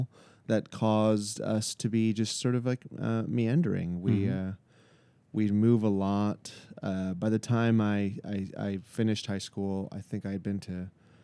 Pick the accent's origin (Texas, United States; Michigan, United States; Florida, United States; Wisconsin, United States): Florida, United States; I was born in Florida, and then we moved all around within the great state of the flaccid penis of America